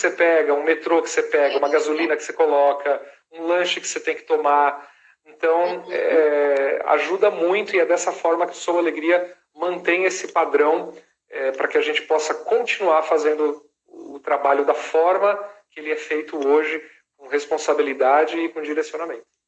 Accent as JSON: {"language": "Portuguese", "country": "Brazil", "also_born_or_lived": "Los Angeles", "said": "como bons brasileiros"}